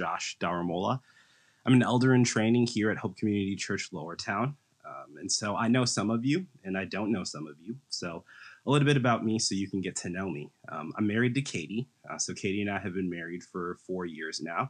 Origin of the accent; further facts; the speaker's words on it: Mounds View, Minnesota, United States; also born or lived in Madison, Wisconsin; I'm from the Twin Cities area. So I grew up in Moundsview, Minnesota